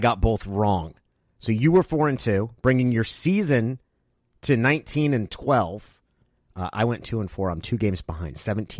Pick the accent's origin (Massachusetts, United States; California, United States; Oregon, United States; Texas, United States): Oregon, United States; When I grew up in Oregon